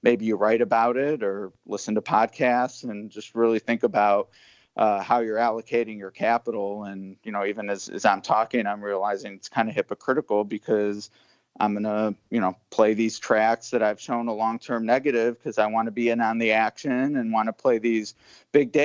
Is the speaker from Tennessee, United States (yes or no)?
no; Cleveland, Ohio, United States; now in Kentucky, United States; I'm from Cleveland, you know, and I haven't lived there in a while